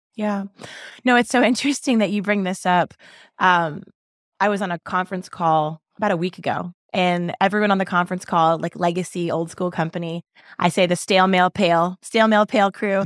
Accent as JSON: {"language": "English", "town": "Baltimore", "region": "Maryland", "country": "United States", "tie": "born or raised there", "said": "I grew up in Baltimore City"}